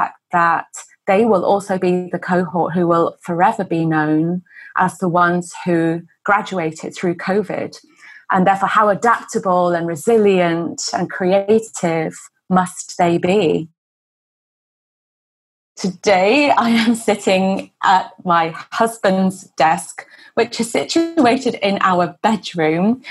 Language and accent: English; England, United Kingdom; moved away as an adult; now in Hong Kong; I'm originally from England. I'm a British-born Chinese